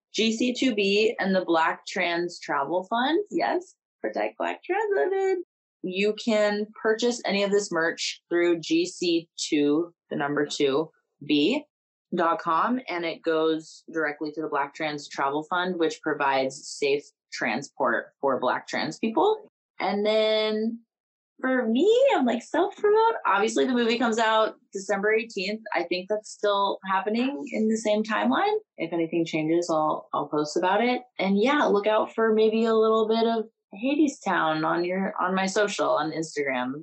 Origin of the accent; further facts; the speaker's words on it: Kansas, United States; we're from Kansas